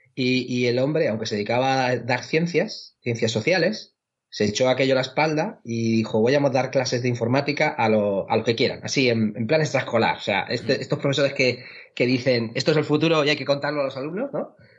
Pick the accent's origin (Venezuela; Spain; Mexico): Spain; Chinchilla de Montearagón, Castilla-La Mancha; moved away as an adult; now in Seville, Spain; mi pueblo eh, de, La Mancha, que se llama Chinchilla de Aragón, en la provincia de Albacete.